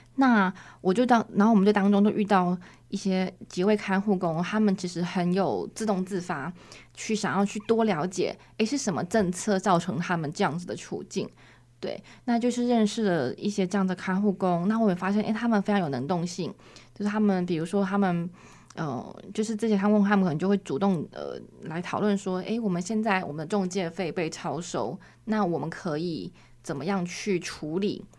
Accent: Taiwan; 台湾人的话，就是目前就是我一位

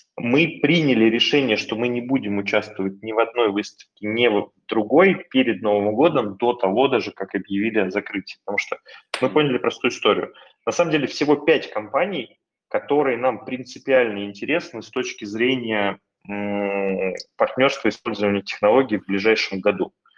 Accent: Russia; also born or lived in California, United States

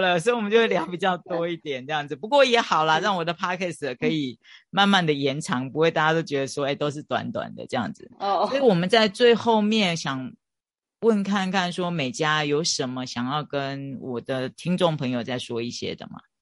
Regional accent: Chiayi, Taiwan; 我也是嘉义人

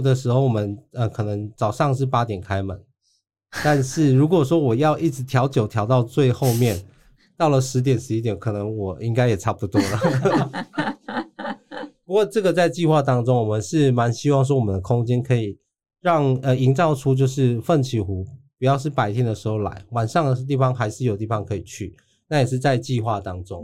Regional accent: Chiayi County, Taiwan; 我的故乡嘉义

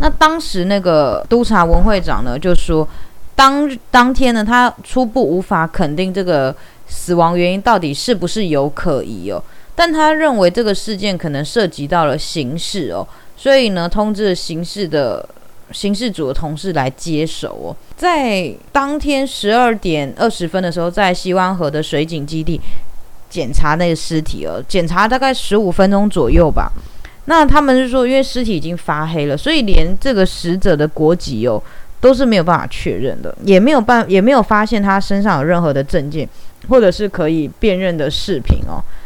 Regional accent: Taiwan; 虽然我是一名台湾人

